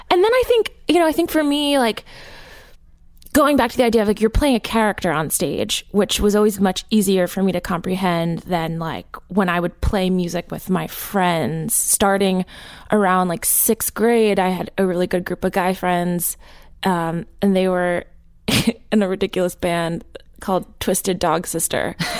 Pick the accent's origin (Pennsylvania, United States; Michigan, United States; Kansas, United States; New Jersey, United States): New Jersey, United States; I grew up in Jersey